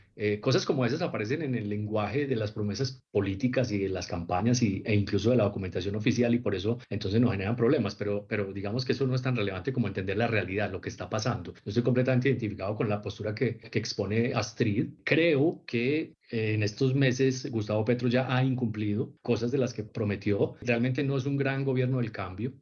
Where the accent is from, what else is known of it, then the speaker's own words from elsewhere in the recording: Colombia; como colombianos